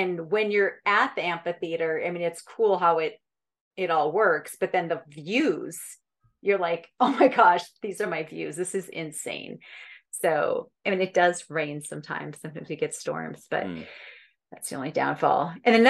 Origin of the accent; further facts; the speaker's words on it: Minnesota, United States; also born or lived in California; now in Boulder, United States; But I grew up in Minnesota, where there's a lake literally every turn.